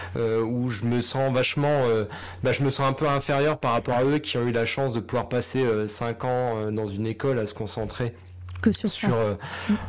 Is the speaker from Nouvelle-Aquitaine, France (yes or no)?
no; Lorraine, Grand Est, France; also born or lived in Paris; quand je suis rentré de Paris en Lorraine